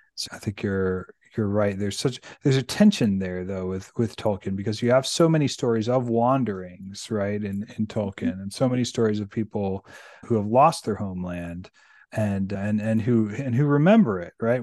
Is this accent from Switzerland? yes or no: no; Amissville, Virginia, United States; also born or lived in Fredericksburg, Virginia; I grew up in Virginia. I grew up in rural Virginia.